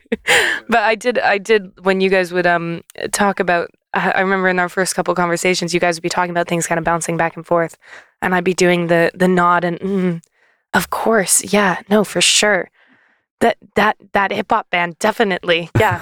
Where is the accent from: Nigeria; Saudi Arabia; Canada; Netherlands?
Canada; moved away as an adult; now in United Kingdom; I'm from Canada